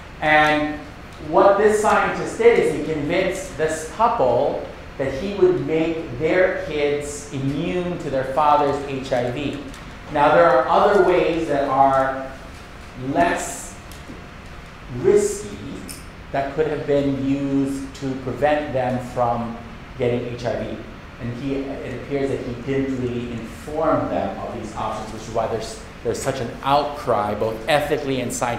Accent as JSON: {"language": "English", "region": "Bangkok", "country": "Thailand", "tie": "born or raised there", "said": "So I am a Filipino-American, but I grew up in Bangkok, Thailand. So I spend most of my time in Bangkok with Buddhist, you know, Buddhist society and Buddhist culture."}